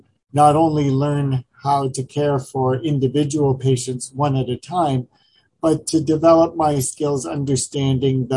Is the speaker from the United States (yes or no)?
yes; northeastern Ohio, United States; I grew up just west of New York in a small town in northeastern Ohio.